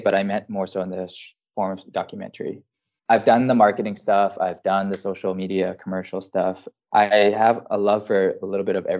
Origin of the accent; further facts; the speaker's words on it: rural Alberta, Canada; moved away as an adult; also born or lived in French Polynesia; now in Iceland; coming from farmland Alberta